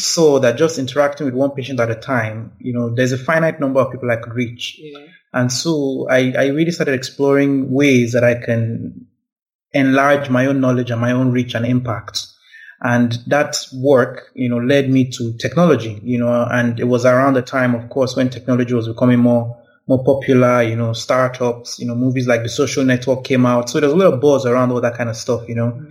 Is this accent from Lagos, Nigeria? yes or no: no; Abuja, Federal Capital Territory, Nigeria; I grew up in Abuja